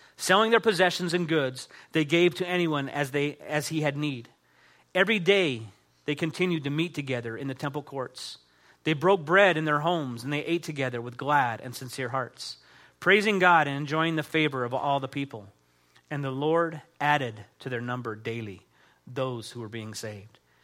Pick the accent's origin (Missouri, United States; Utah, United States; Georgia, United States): Utah, United States; I grew up here in Utah